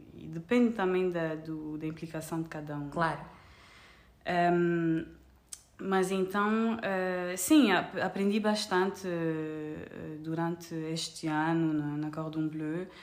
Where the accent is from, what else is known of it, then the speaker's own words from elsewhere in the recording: Paris, Île-de-France, France; Portuguese is a second language; also born or lived in Luanda, Angola; now in Portugal; sou francesa e angolana, cresci entre Paris e Luanda